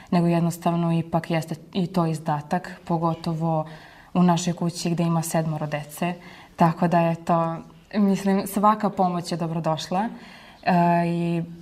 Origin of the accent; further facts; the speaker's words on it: Prokuplje, Toplica District, Serbia; Ja sam iz Prokuplja.